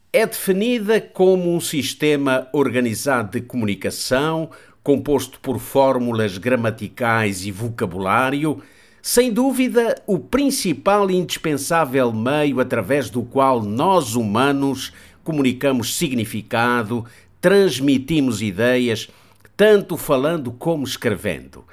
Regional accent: Portugal; Nós, portugueses

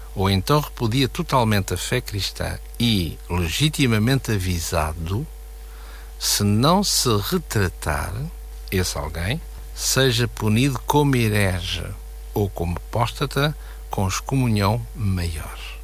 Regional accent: Portugal; nós como portugueses, temos a nossa bandeira em casa

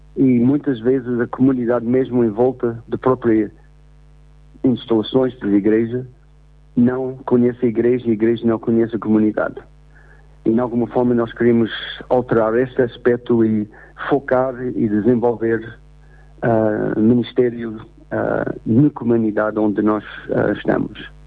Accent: United States; first language English; Portuguese is a second language; now in Portugal; sendo americano, uh, tenho aprendido muito sobre a minha própria língua inglês através do português

